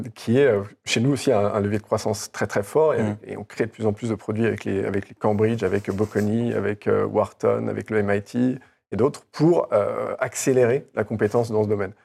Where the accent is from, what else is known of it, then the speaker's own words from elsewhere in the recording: France; Je suis français, je viens du milieu de l'EdTech